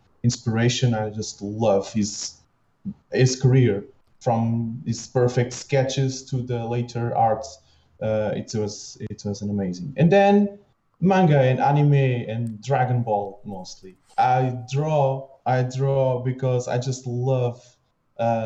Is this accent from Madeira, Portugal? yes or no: no; Lisbon, Portugal; now in Torres Vedras, Portugal; So I was raised in Lisbon, but my whole family lives here, so it was a natural move to be here in Torres Vedras as well